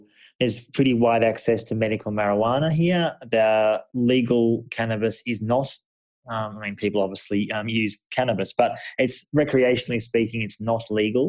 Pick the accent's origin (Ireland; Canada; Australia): Australia; now in Jerusalem, Israel; my home country, Australia